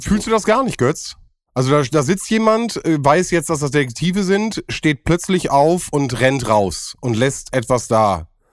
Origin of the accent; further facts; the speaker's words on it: Bielefeld, North Rhine-Westphalia, Germany; bei uns in Sennestadt